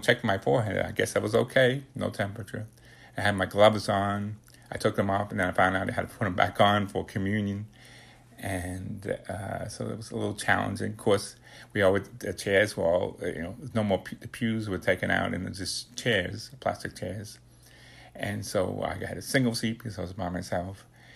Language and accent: English; New York City, New York, United States; growing up in the Bronx, we were living in my grandmother's house in the basement